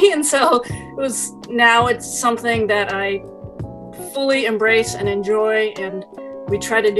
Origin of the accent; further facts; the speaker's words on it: Berkeley, California, United States; growing up in Berkeley as an Asian American